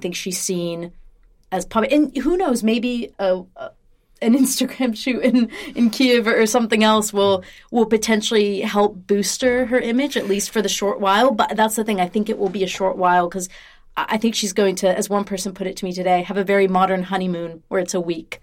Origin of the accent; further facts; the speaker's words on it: United States; moved away; an American who doesn't live there